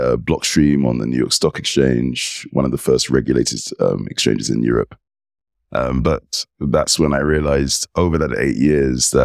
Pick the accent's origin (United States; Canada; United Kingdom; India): United Kingdom; England; I'm British, English, member of the United Kingdom.